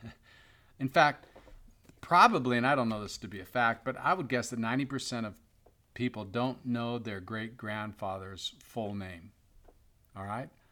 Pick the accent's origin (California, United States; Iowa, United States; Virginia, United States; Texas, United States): California, United States; Bay Area; I grew up in the Bay Area as a San Francisco Giants fan